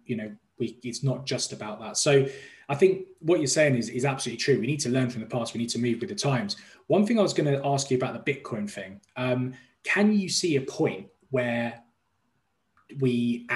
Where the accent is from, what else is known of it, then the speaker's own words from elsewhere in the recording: London, United Kingdom; moved away as an adult; now in Dubai, United Arab Emirates; I'm from London originally